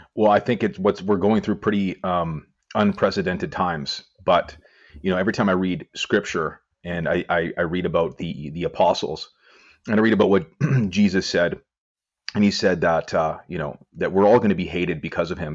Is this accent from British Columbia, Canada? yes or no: yes; Vancouver, British Columbia, Canada; I'm well known in my hometown of Vancouver because I own a gym